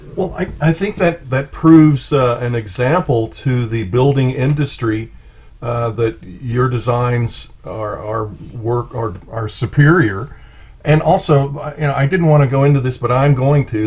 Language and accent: English; San Francisco, California, United States; I'm from the West, I'm San Francisco back in the hippie days